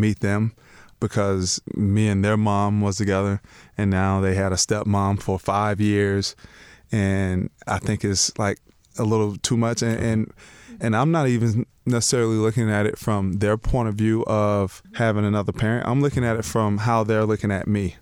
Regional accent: Lakeland, Florida, United States; moved away as an adult; also born or lived in Denver / Miami; now in Chicago, United States; I grew up in Lakeland, Florida. Um, was there, born and raised, first eighteen years of my life.

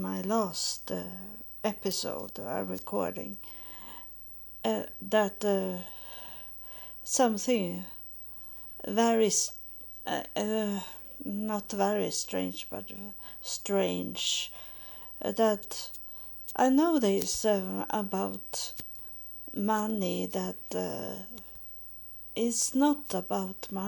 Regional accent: Sweden; English is a second language; moved away as an adult; also born or lived in United States; to go back to my home country, Sweden

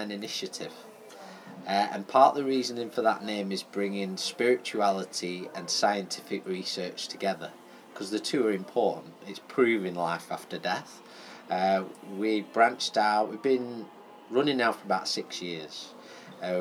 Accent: Fleetwood, North West England, United Kingdom; I'm from Fleetwood originally.

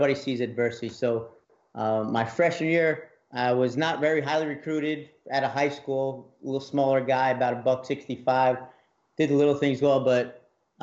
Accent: New Jersey, United States; moved away as an adult; now in Mississippi, United States; I'm from New Jersey, so moving down here in Mississippi was a big leap, leaving home

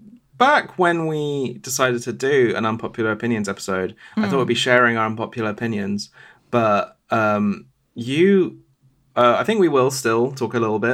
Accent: Glastonbury, South West England, United Kingdom; And I grew up in Glastonbury.

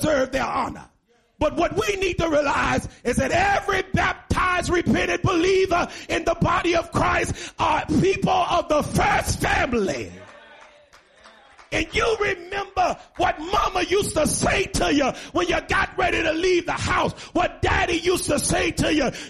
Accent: Chicago, Illinois, United States; moved away as an adult; now in Bloomington, United States; I was born and raised in Chicago, 2 hours away, 41 years. And I've been here a year and 4 months

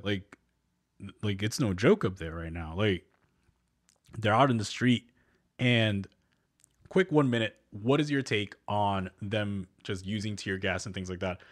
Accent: New Jersey, United States; born or raised there; moved away

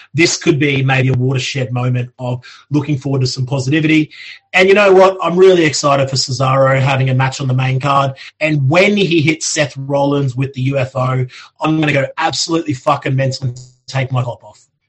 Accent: Australia; now in United Kingdom; I grew up in Australia

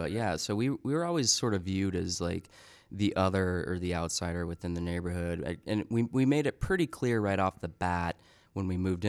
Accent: Salt Lake City, Utah, United States; Yeah, I mean, so we grew up in Salt Lake City, Utah. We lived in a very Mormon neighborhood.

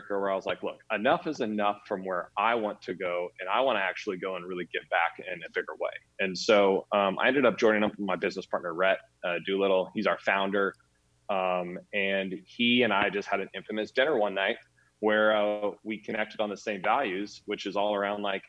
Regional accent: Kansas, United States; I grew up in Kansas. I'm a Midwest kid.

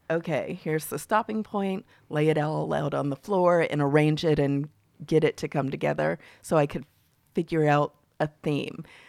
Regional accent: Mississippi, United States; being a Southerner, particularly from Mississippi

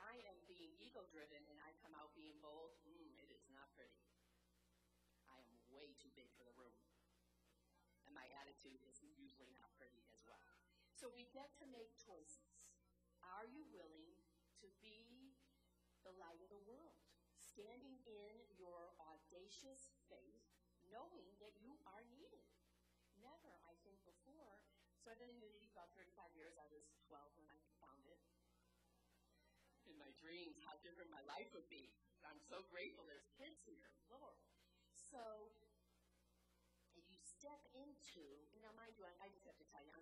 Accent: Chicago, Illinois, United States; accent: Chicago; I'm in South Carolina with my Chicago accent

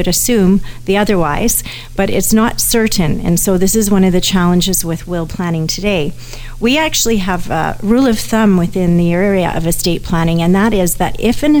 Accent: Canada; I'm a Canadian

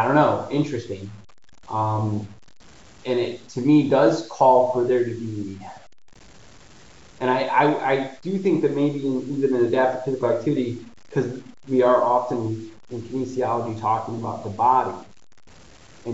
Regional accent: Detroit, Michigan, United States; I grew up in Detroit, which is 10 minutes from Windsor

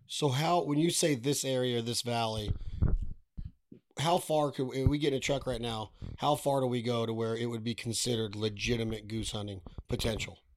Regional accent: Nevada, United States; I'm from Nevada

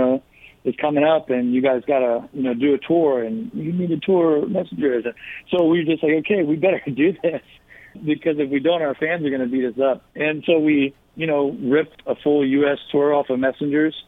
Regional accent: South Carolina, United States; also born or lived in New Jersey; now in Pennsylvania, United States; I was born in Jersey. I moved down and lived most of my life, my childhood and teen years, in South Carolina

